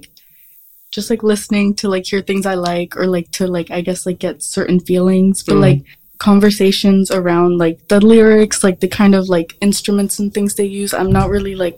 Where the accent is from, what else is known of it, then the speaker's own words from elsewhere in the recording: New York City, New York, United States; I'm a sophomore and I'm from Queens